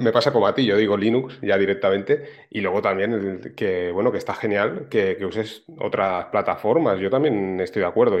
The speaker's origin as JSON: {"language": "Spanish", "town": "Barcelona", "region": "Catalonia", "country": "Spain", "said": "yo soy de aquí de Barcelona"}